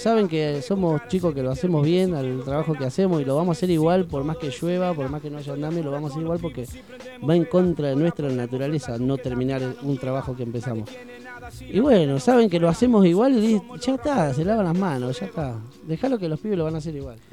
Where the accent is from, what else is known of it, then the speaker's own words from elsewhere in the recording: Tandil, Buenos Aires Province, Argentina; also born or lived in Tres Arroyos; yo nací en Tres Arroyos, pero me vine a Tandil a los cuatro años